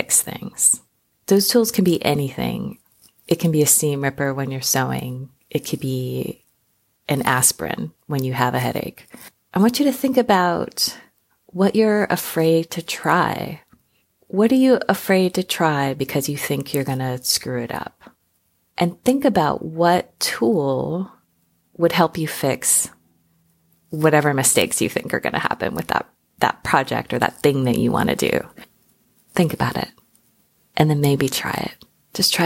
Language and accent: English; Honolulu, Hawaii, United States; I grew up in Hawaii. We moved there when I was 5